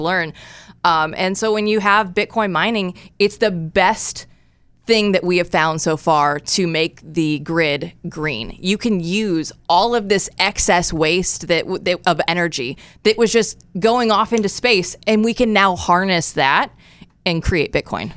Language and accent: English; Iowa, United States; moved away as an adult; also born or lived in Des Moines, Iowa / Portland, Oregon / Eugene, Oregon; moved originally from Iowa, born and raised. I was a Hawkeye growing up